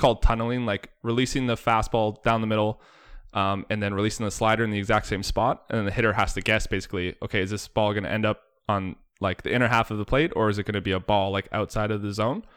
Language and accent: English; Bradford, Ontario, Canada; moved away as an adult; also born or lived in Oakville, Ontario / Jamestown, North Dakota; growing up in Bradford, Ontario, uh, halfway to Barrie.